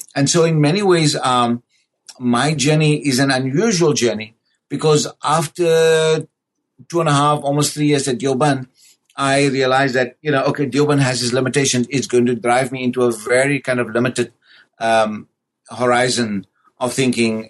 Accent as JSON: {"language": "English", "country": "South Africa", "tie": "born or raised there", "said": "born and raised in South Africa"}